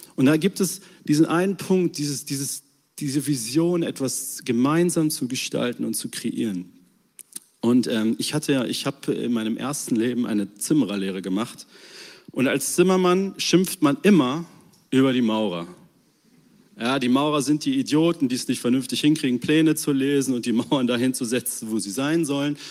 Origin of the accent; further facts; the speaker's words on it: Germany; als Deutsche